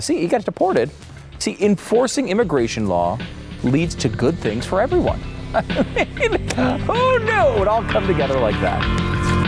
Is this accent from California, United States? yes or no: no; New York, United States; now in Texas, United States; I was born in New York